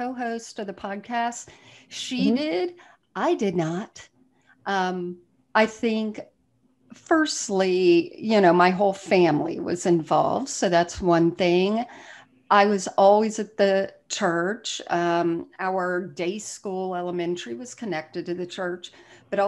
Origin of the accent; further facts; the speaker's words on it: South Florida, United States; moved away; I'm from South Florida originally